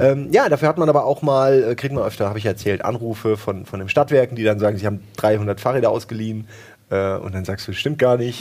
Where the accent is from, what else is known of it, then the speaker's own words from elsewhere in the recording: Wächtersbach, Hesse, Germany; in dem ersten Kaff, wo ich groß geworden bin, in, in, nee, in Wächtersbach war